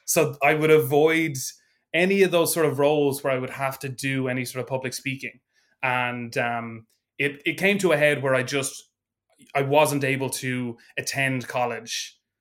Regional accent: Ireland; also born or lived in Dublin; I am an Irish improviser

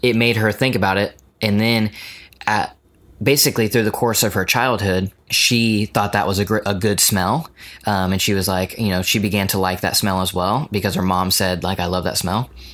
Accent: United States; as American

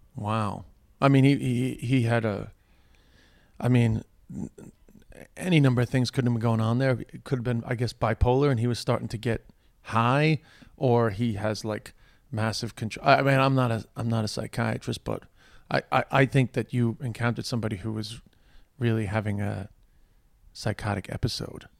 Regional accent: New York, United States; accent: New York; now in Ireland; my New York accent

